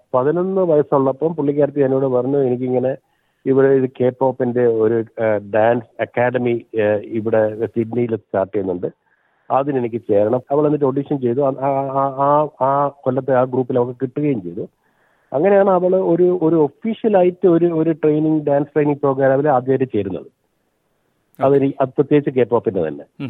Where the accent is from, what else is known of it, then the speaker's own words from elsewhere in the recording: Kannur, Kerala, India; moved away as an adult; also born or lived in Kottayam / Sydney; now in Port Macquarie, Australia; ഞാൻ ജനിച്ചത് കോട്ടയത്താണെങ്കിലും ഞാൻ വളർന്നത് കണ്ണൂരാണ്